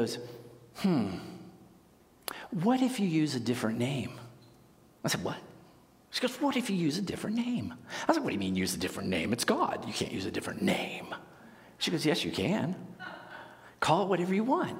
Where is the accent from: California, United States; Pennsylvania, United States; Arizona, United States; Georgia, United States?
Pennsylvania, United States; Pittsburgh; I grew up in Pittsburgh